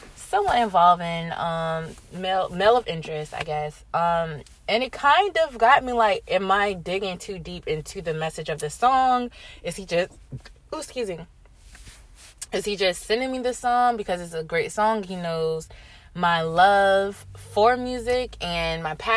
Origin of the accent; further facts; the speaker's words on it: Virginia, United States; moved away; I went back home to my hometown, VA